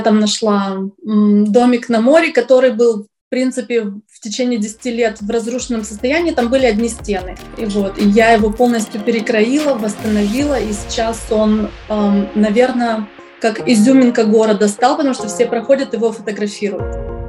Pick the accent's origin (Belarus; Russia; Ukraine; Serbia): Russia; Syktyvkar, Komi Republic; now in New York, United States; Я из России, из города Сыктывкар, это Республика Коми, север России